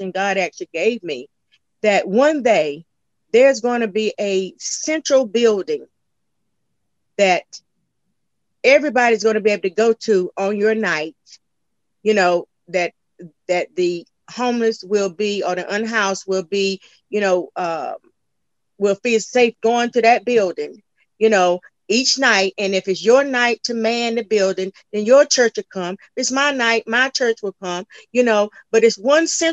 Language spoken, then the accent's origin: English; North Carolina, United States; now in Sumner County, Tennessee, United States; I'm actually originally from North Carolina